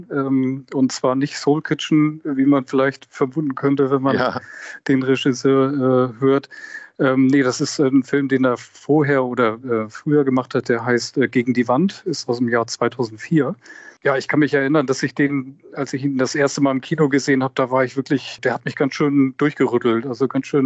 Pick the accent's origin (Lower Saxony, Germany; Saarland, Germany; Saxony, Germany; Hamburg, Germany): Hamburg, Germany; born there; Ja, und erinnert mich sehr an meine Kindheit. Ich bin auch in Hamburg geboren.